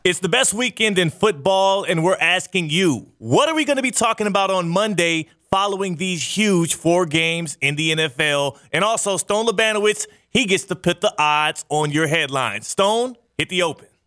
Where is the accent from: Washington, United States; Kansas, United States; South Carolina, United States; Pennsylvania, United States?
Kansas, United States; I was born in Kansas